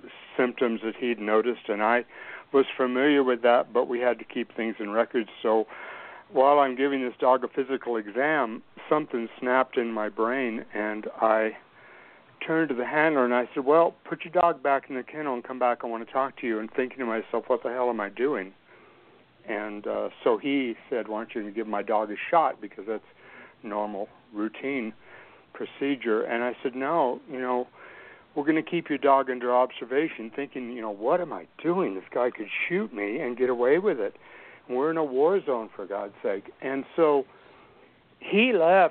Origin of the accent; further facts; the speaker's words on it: Albuquerque, New Mexico, United States; I grew up in Albuquerque, New Mexico, in the open fields and terrain of the Southwest Valley way back in the early 60s